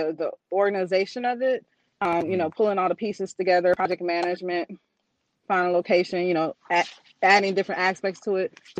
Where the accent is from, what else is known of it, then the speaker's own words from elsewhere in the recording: New Orleans, Louisiana, United States; moved away as an adult; also born or lived in Jackson; now in Dallas, United States; I'm from New Orleans